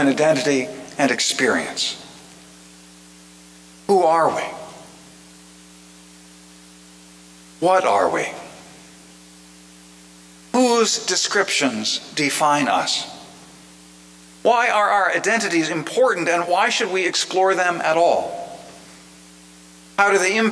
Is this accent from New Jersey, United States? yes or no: yes; Plainfield, New Jersey, United States; During my childhood in the 1950s, my hometown of Plainfield, New Jersey